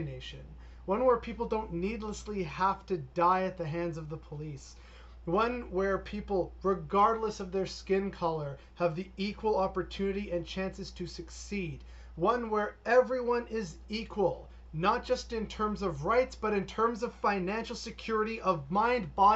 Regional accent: Canada; I do love being Canadian

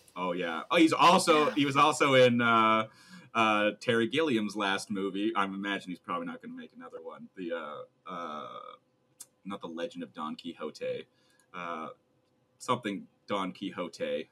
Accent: Canada; we're too Canadian

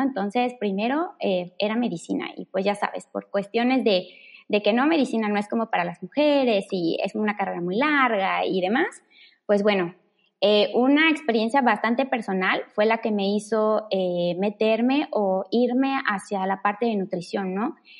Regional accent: Mérida, Yucatán, Mexico; soy orgullosamente yucateca, originaria de Mérida

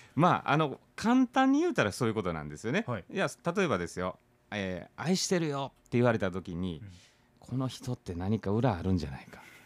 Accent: Kansai, Japan; now in Okinawa, Japan; 僕ら関西人

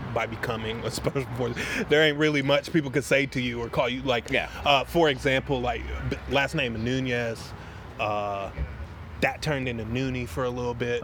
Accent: Wilmington, North Carolina, United States; also born or lived in Binghamton, New York; I grew up in Wilmington, North Carolina

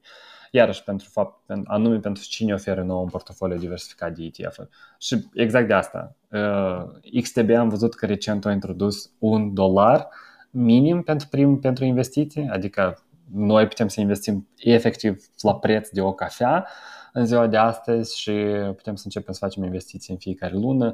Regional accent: Moldova; now in Romania; noi care venim din Republica Moldova

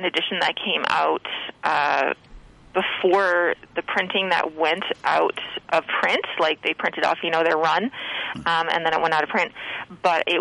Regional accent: Prince Rupert, British Columbia, Canada; moved away; my hometown of Rupert

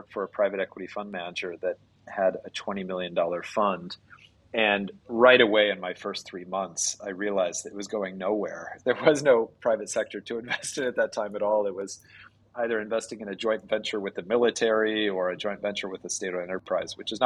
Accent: United States; moved away as an adult; now in Vietnam; I'm American by origin

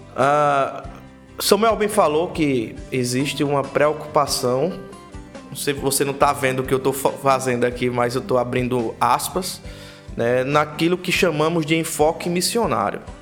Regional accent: Prado Poço, Paraíba, Brazil; onde eu me criei a vida inteira, chamado Prado Poço

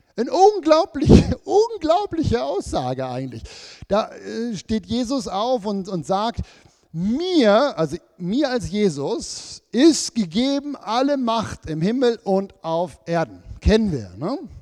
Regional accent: Switzerland; wir sind ja als Schweizer oder Leute im Westen

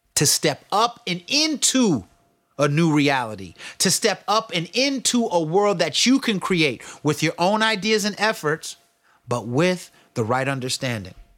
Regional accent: the Bay Area, California, United States; I'm from the Bay and I'm black

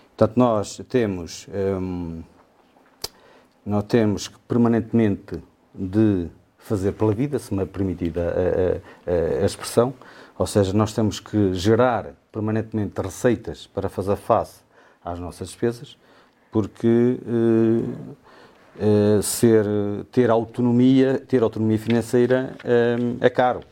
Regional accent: Sabrosa, Norte, Portugal; moved away; eu sou de Anta, da freguesia de, de, de São Martinho de Anda, Conselho de, Conselho de Sabrosa

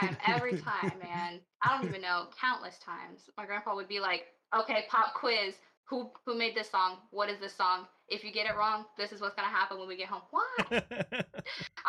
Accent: North Texas, United States; moved away; we moved from North Texas down south

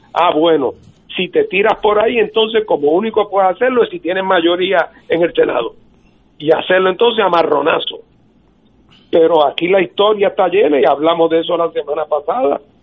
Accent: Puerto Rico; Puerto Rico, que se trata de una nación distinta

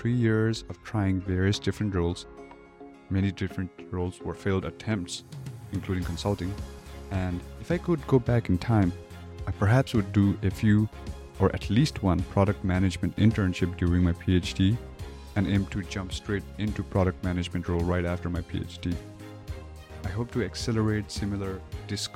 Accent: Kathmandu, Bagmati, Nepal; moved away as an adult; now in United States; I am originally from Kathmandu, Nepal. I moved to the US for undergraduate college

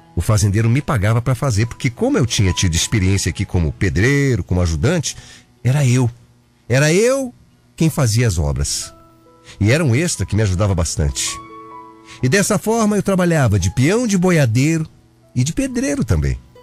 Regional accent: Curitiba, Paraná, Brazil; moved away; also born or lived in Mato Grosso / Ourinhos, São Paulo; Eu sou curitibano

